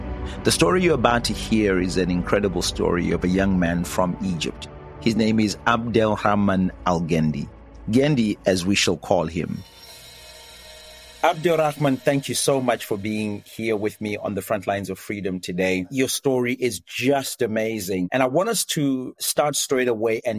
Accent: Zimbabwe; I'm a pastor from Zimbabwe

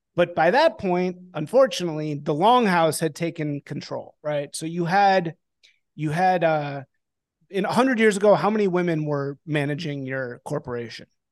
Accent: Chicago, Illinois, United States; moved away as an adult; also born or lived in New Orleans / Washington, District of Columbia, United States; I'm from Chicago.

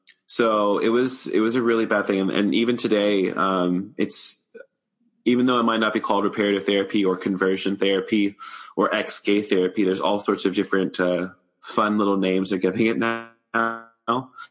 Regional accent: the South, United States; now in Atlanta, United States; I grew up in the South

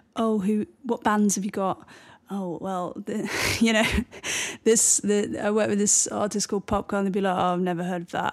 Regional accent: Bristol, South West England, United Kingdom; moved away; also born or lived in London / New York; growing up in Bristol

